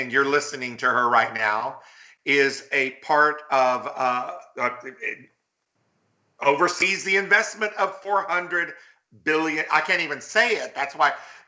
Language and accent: English; Texas, United States; a young gay Latino growing up in Texas in the world of machismo